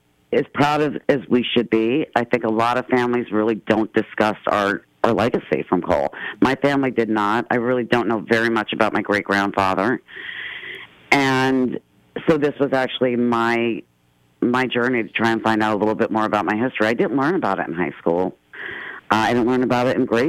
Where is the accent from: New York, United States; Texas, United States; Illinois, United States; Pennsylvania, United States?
Pennsylvania, United States; northeastern